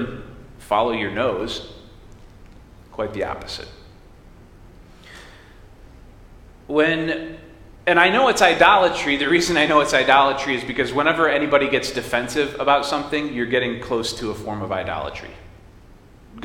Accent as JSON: {"language": "English", "country": "United States", "tie": "born or raised there", "said": "I came out of my mom, and she was an American."}